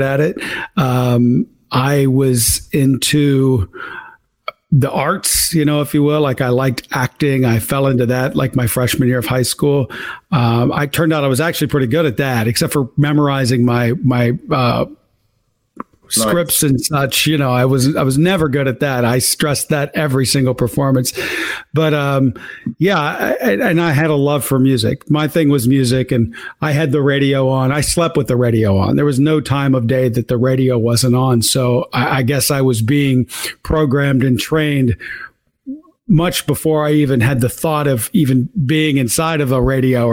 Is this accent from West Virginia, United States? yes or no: yes; West Virginia, United States; now in New York, United States; I grew up in West Virginia. I was poor, to be honest with you. I came from a trailer park in West Virginia.